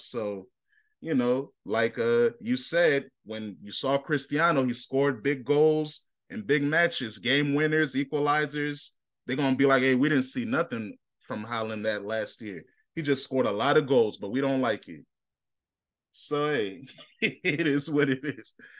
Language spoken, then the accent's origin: English; United States; I'm an American.